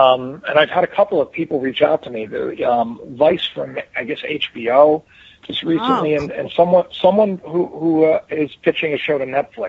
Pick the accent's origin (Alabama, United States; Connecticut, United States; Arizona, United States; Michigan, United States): Connecticut, United States; Yeah, I where I lived, they called it the armpit of Connecticut. It was like literally Chickahominy was like, it was like right on the border of like the area, like not the best place. I mean, crack was a big deal when I was growing up in the Armstrong Court.